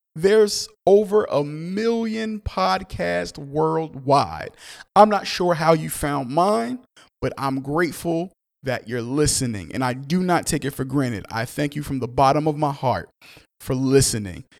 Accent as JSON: {"language": "English", "town": "Newark", "region": "New Jersey", "country": "United States", "said": "I'm from Newark, New Jersey. I'm very proud to be from Newark, New Jersey"}